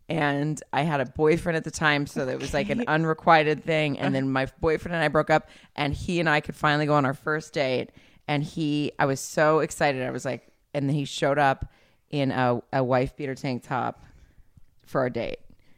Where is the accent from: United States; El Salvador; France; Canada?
United States; the South; I'm from the South.